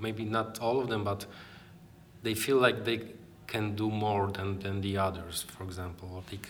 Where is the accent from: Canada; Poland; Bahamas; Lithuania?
Poland; I'm from Poland, Europe. We're just traveling across states right now.